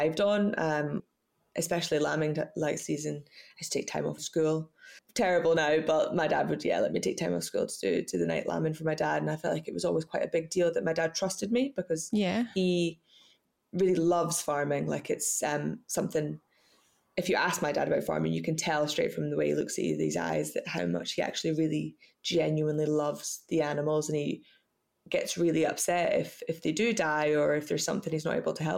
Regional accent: Scottish Borders, Scotland, United Kingdom; I was brought up in the Scottish Borders on a farm called Middle Third Farm

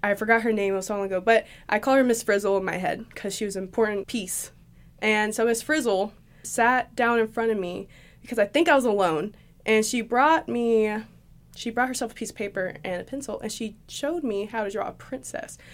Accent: Shelbyville, Tennessee, United States; now in Johnson City, United States; I was born in Shelbyville, Tennessee.

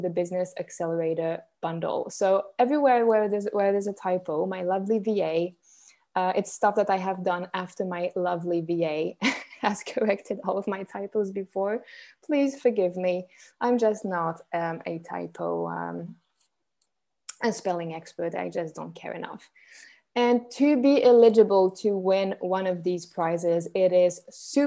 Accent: Switzerland; I'm Swiss, born and raised in Switzerland

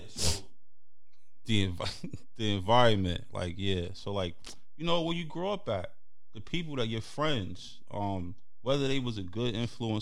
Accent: New York City, New York, United States; Being a teen growing up in Brooklyn and Harlem

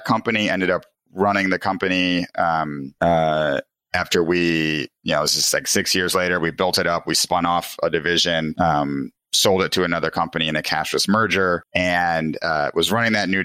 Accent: Des Plaines, Illinois, United States; I grew up in Chicago, in the suburbs, Des Plaines, right next to O'Hare

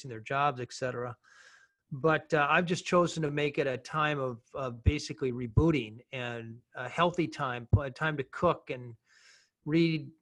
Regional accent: Minnesota, United States; I come from Minnesota, which has the highest per capita number of explorers than any place else

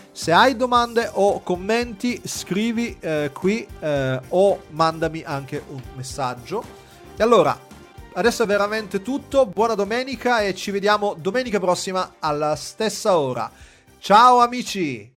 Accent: Gela, Sicily, Italy; moved away; per me andare in Sicilia significa tornare a casa a Gela

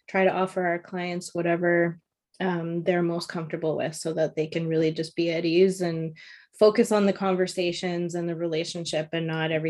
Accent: Toronto, Ontario, Canada; now in Vancouver, Canada; I came from Toronto, Ontario, and um, I was working for a stencil manufacturing company, just doing accounting and, and bookkeeping.

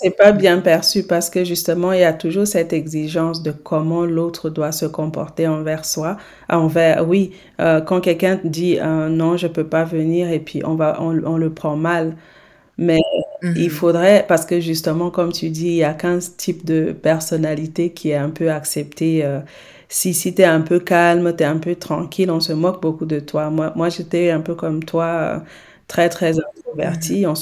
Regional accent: Senegal

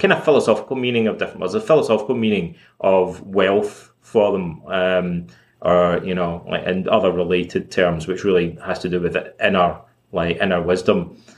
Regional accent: Scotland, United Kingdom; also born or lived in Toronto; now in Montreal, Canada; when I was a kid, uh, growing up in Scotland

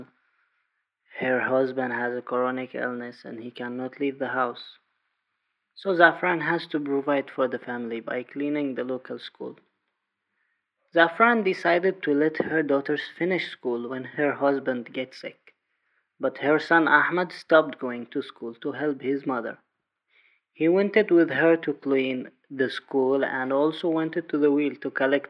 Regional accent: Taiz, Taiz Governorate, Yemen; from Taiz

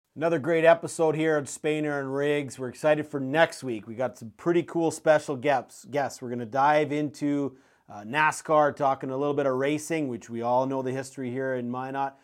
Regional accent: Canada; also born or lived in Saskatoon, Saskatchewan; I experienced it as a Canadian in Saskatoon

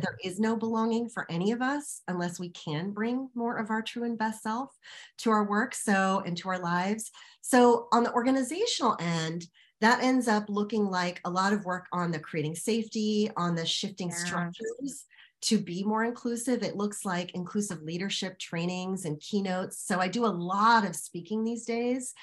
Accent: United States; an American woman of Indian descent.

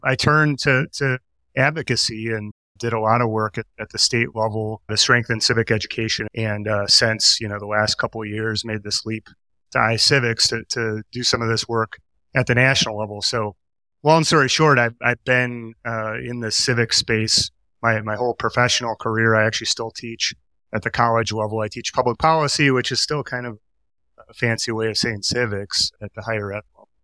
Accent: Milwaukee, Wisconsin, United States; I grew up in Milwaukee

